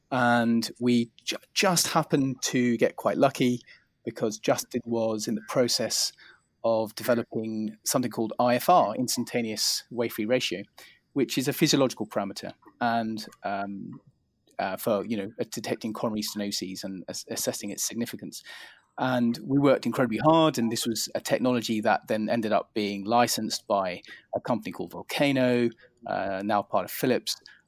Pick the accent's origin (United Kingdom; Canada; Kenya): United Kingdom; England; I grew up in England. I was born in the UK, and I grew up in England, very close to London.